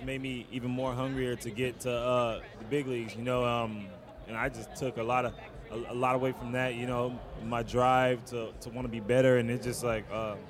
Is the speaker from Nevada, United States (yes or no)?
yes; Las Vegas, Nevada, United States; Las Vegas.